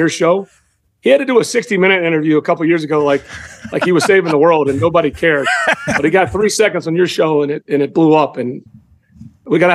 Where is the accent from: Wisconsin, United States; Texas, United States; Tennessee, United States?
Tennessee, United States; Memphis; I'm from Memphis